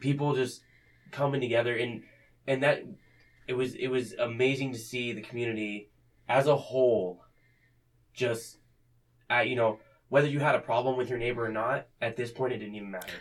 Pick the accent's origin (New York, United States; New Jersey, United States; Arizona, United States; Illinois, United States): Arizona, United States; now in Fremont, United States; growing up in Arizona